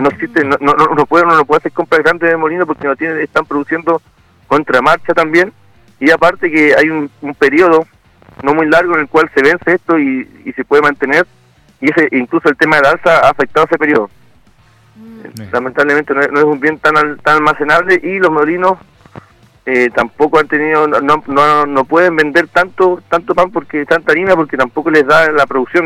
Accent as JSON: {"language": "Spanish", "country": "Chile"}